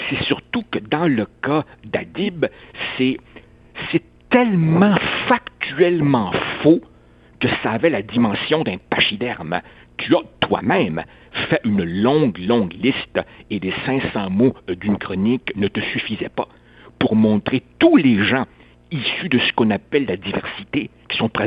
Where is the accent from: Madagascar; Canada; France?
Canada; Quebec; j'ai toujours dit que je n'étais pas un Uruguayen, j'étais un Québécois avec un drôle de nom